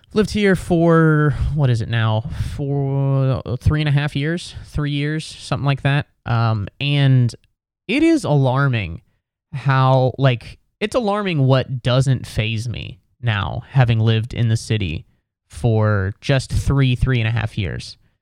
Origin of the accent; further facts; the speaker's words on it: West Chester, Ohio, United States; now in New York City, United States; I'm from Westchester, Ohio, which is a suburb of Cincinnati